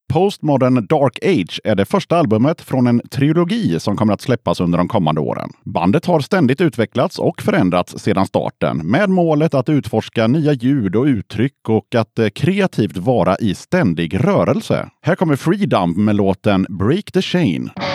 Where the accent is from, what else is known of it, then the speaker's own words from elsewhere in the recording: Gothenburg, Västra Götaland, Sweden; jag är också från Göteborg så jag har åkt hit från, eh, från Göteborg till Skövde